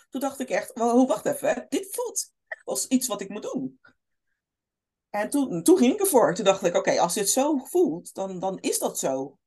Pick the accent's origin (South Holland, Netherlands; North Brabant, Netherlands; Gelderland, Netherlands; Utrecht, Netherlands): South Holland, Netherlands; Rotterdam; opgegroeid in Rotterdam, Kralingen, Krooswijk, Oude Noorder